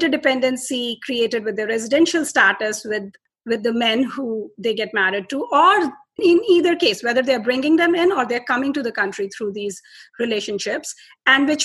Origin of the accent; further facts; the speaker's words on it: Delhi, India; I'm from India, and I was born in Delhi.